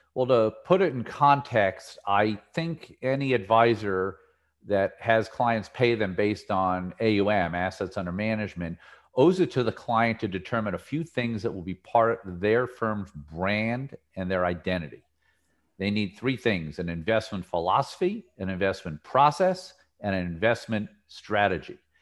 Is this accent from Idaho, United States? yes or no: no; New Jersey, United States; when I was a kid growing up in New Jersey